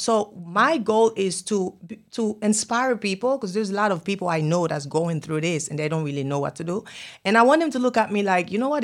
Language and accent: English; Haiti; English is a second language; now in Miami, United States; I'm from Haiti. I speak Creole.